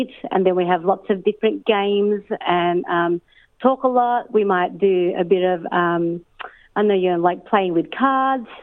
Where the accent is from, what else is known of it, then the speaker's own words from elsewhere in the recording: Australia; also born or lived in Philippines; I grew up here in Australia